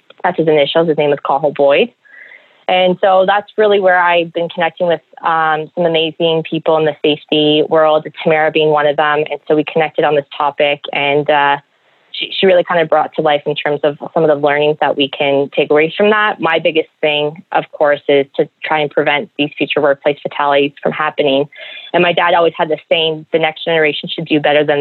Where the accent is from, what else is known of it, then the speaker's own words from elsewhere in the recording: Toronto, Ontario, Canada; moved away; I'm originally from Toronto